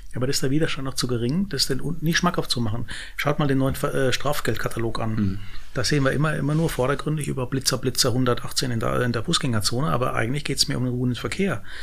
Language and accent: German; Baden-Württemberg, Germany; ich als Süddeutscher oder als äh, baden württemberg